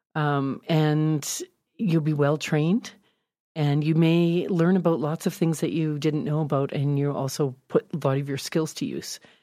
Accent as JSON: {"language": "English", "town": "Calgary", "region": "Alberta", "country": "Canada", "tie": "born or raised there", "also_born_or_lived": "Victoria", "said": "I was from Calgary and I'd gone to high school here"}